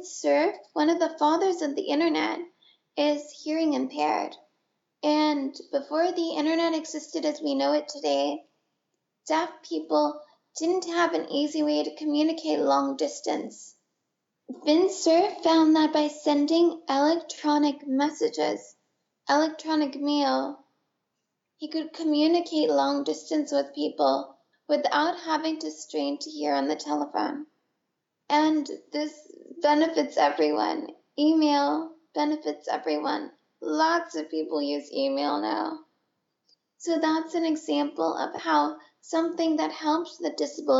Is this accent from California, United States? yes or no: yes; San Francisco Bay Area, California, United States; also born or lived in Boston; I grew up in the San Francisco Bay Area, which happens to be the heart of the disability rights movement